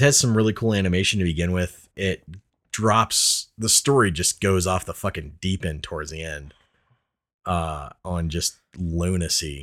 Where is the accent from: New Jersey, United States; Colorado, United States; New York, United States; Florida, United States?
Colorado, United States; we are from Colorado